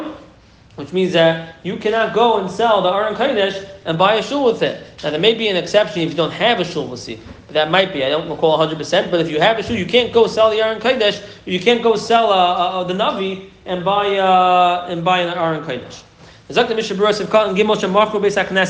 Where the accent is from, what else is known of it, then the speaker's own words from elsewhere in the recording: New York City, New York, United States; I'm from Flatbush